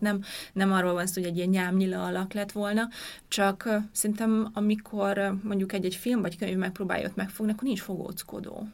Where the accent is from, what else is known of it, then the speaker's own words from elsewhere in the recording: Hungary; akik mit nőttünk fel Magyarországon